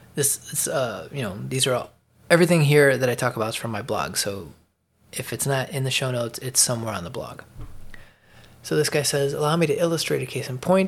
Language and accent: English; Chicago, Illinois, United States; moved away as an adult; also born or lived in Atlanta suburbs, Georgia; now in Atlanta area, United States; I lived in Chicago my whole life. Fifty-three years. I moved to the northeastern suburbs of Atlanta, uh, late last year